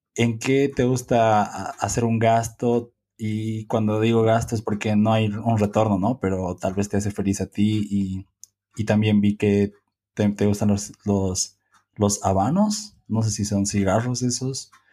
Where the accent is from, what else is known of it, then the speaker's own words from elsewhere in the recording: Bolivia; nosotros somos de Bolivia